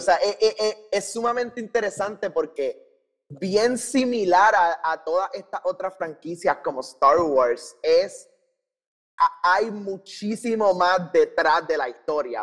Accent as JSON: {"language": "Spanish", "country": "Puerto Rico", "tie": "born or raised there", "said": "nosotros eh, nacimos y crecimos en Puerto Rico"}